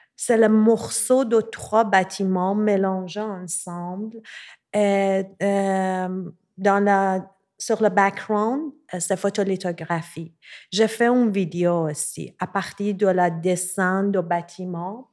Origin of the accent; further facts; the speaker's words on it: Tehran, Tehran Province, Iran; French is a second language; moved away as an adult; now in Montreal, Canada; je suis née à Téhéran, en Iran. J'ai grandi là-bas et depuis 2014, je vis à Montréal